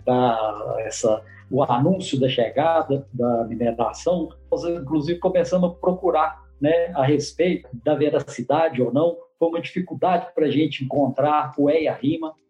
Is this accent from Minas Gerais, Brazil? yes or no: yes; Conceição do Mato Dentro, Minas Gerais, Brazil; nascido e criado em Conceição do Mato Dentro